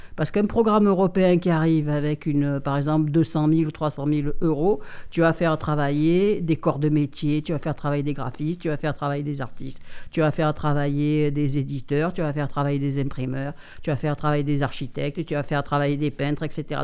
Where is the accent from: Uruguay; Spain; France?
France; Marseille, Provence-Alpes-Côte d'Azur; now in Digne-les-Bains, France; je suis né à Marseille, donc je suis né en plein centre-ville, dans le troisième arrondissement